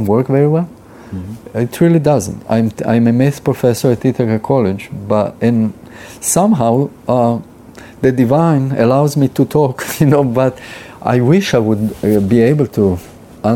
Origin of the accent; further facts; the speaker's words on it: Israel; I'm Jewish. I was born in Israel